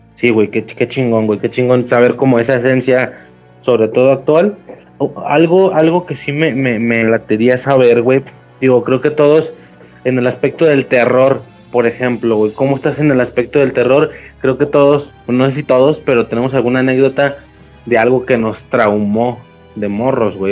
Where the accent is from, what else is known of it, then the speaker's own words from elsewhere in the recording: Guadalajara, Jalisco, Mexico; soy de Guadalajara